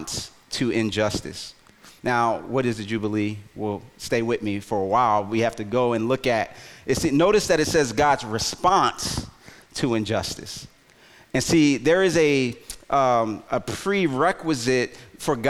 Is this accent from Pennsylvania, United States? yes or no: yes; Philadelphia, Pennsylvania, United States; moved away; Philly, my hometown